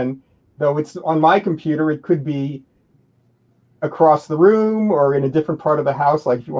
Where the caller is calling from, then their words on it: Massachusetts, United States; I'm in Massachusetts near Boston.